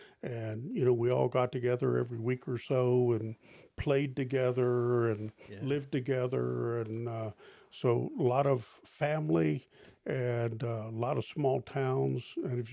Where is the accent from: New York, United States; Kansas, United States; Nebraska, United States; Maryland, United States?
Maryland, United States; Eastern Shore of; I grew up on the Eastern Shore of Maryland